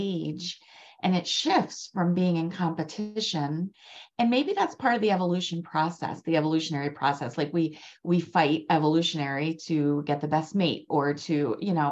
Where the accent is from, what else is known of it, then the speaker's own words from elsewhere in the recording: Maryland, United States; I'm from Maryland